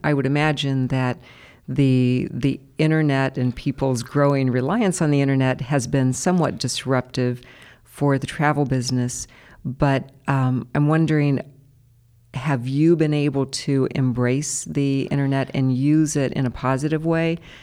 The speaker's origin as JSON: {"language": "English", "town": "Columbus", "region": "Ohio", "country": "United States", "tie": "born or raised there", "said": "we are both Columbus natives. I know. I used to, um, apologize for having never left Columbus"}